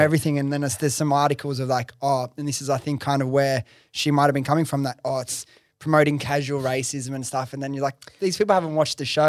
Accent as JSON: {"language": "English", "town": "Sydney", "region": "New South Wales", "country": "Australia", "said": "I'm from Western Sydney, Liverpool"}